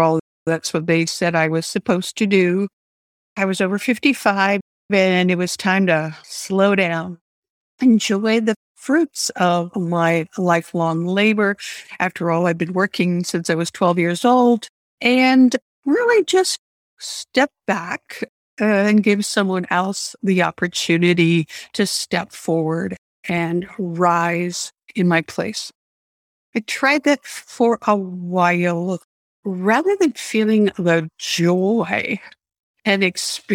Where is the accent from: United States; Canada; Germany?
Canada; I grew up in Canada